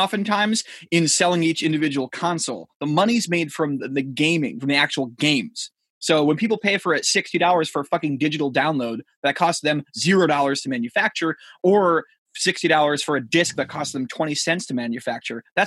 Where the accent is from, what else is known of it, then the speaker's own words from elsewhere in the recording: near Putnam, Connecticut, United States; three towns from my hometown